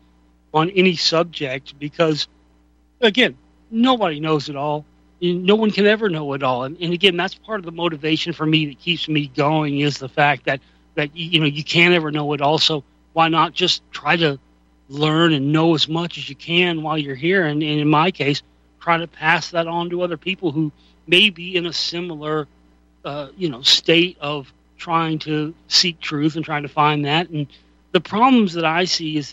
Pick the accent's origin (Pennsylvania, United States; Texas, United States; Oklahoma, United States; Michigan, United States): Texas, United States; Dallas; as a kid growing up in Dallas